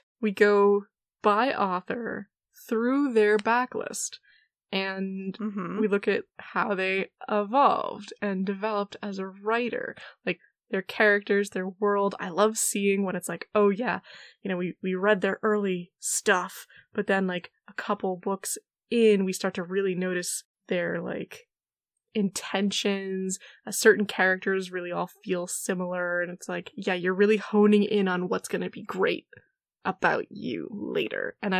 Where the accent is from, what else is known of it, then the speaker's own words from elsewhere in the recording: New England, United States; I've lived in New Jersey. I live near Philadelphia. I lived in Philadelphia. I come from New England.